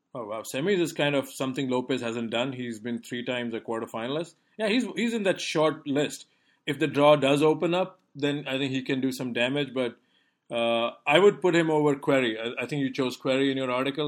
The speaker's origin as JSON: {"language": "English", "country": "India", "tie": "born or raised there", "moved": "yes", "said": "growing up in India"}